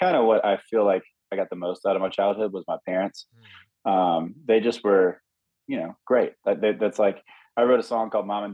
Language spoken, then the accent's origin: English; Hattiesburg, Mississippi, United States; moved away as an adult; now in Nashville, United States; It was a very small town. This was back, Hattiesburg, Mississippi was like 30,000 people